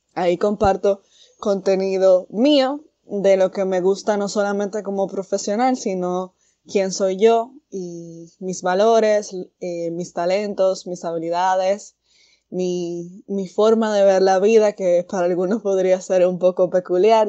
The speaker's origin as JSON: {"language": "Spanish", "town": "Santiago de los Caballeros", "region": "Santiago", "country": "Dominican Republic", "tie": "born or raised there", "also_born_or_lived": "Santo Domingo", "said": "yo soy originaria de Santiago"}